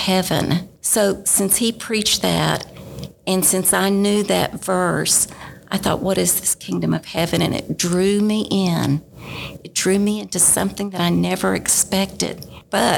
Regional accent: Dallas, Texas, United States; moved away as an adult; I actually grew up in Dallas, Texas, Southern Baptist, in a Southern Baptist home

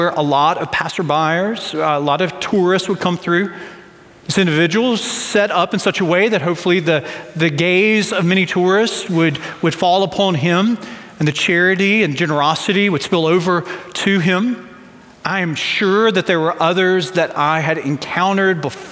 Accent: United States; I grew up 3 hours away from New Orleans

